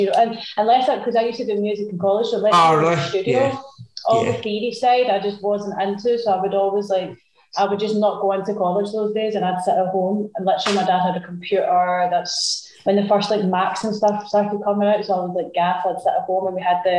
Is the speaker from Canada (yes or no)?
no; Glasgow, Scotland, United Kingdom; also born or lived in London; Yeah, I was born in London, so I was always like, I was raised between like Glasgow and London, mainly Glasgow